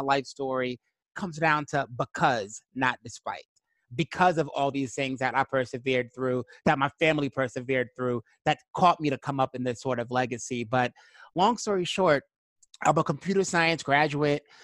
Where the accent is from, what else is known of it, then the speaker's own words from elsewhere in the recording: New York City, New York, United States; I'm originally from Brooklyn, New York.